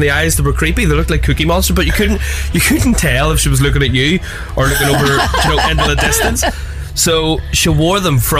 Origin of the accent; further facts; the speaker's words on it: Cork, Munster, Ireland; I'm from Cork, right? We just got 3G.